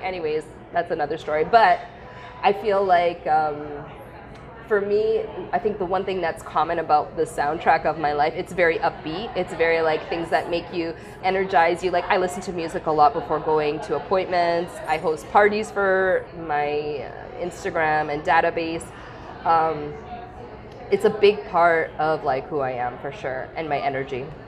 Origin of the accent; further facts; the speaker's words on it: Vaughan, Ontario, Canada; I come from Vaughan